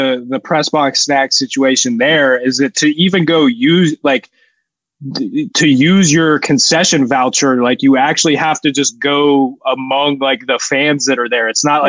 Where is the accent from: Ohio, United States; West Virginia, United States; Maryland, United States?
Ohio, United States; Columbus; my hometown, one of the best, possibly the best arena in the NHL, Nationwide Arena, got to do a better job up in the press box.